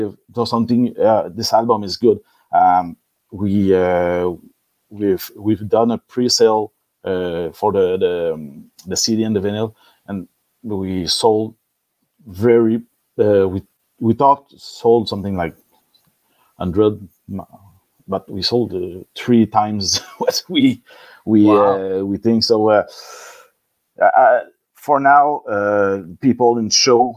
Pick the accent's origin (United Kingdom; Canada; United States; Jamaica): Canada; Quebec; first language French; English is a second language; we were raised with a band in Quebec in '90s that play metal and speak French